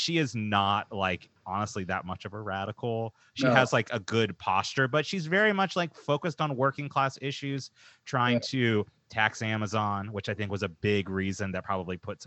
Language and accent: English; Dallas, Texas, United States; now in Seattle, United States; I grew up in Dallas